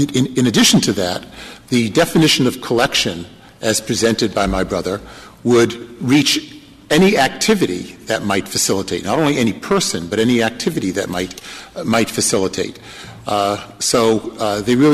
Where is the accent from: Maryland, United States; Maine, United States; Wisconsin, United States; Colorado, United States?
Maine, United States; My home state of Maine